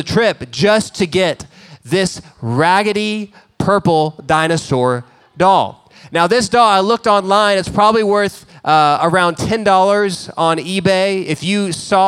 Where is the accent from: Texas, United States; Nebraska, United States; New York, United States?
Texas, United States; Dallas; We grew up in Dallas